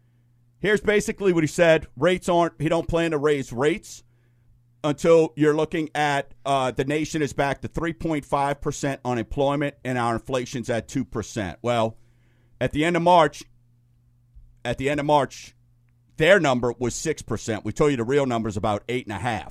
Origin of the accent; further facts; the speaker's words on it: St. Bernard, Louisiana, United States; I'm a guy from St. Bernard, Louisiana, affectionately known as God's Country